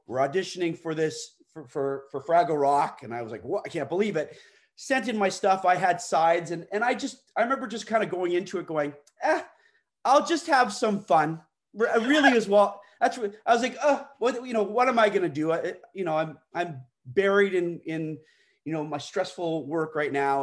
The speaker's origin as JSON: {"language": "English", "country": "Canada", "said": "I'm Canadian"}